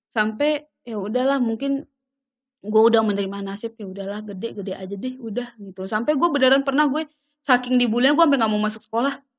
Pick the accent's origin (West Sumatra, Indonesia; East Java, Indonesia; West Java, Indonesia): West Sumatra, Indonesia; Padang; moved away as an adult; now in Jakarta, Indonesia; kayak gue kan dari Padang ke Jakarta jujur gue tuh nggak tahu jablay itu dulu apa